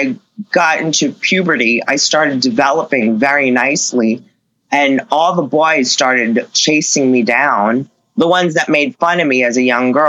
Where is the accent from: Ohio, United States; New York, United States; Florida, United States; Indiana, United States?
New York, United States; Long Island; moved away; I grew up in Long Island, New York